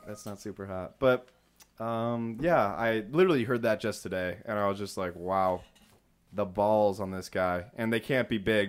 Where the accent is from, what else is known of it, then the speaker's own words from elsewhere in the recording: Rochester, New York, United States; It's New York. I'm from New York, Rochester. There's so many places.